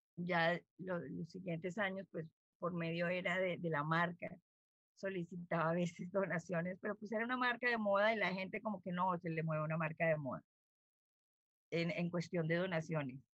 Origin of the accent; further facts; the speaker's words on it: Bogotá, Colombia; moved away as an adult; now in Riohacha, Colombia; yo soy una bogotana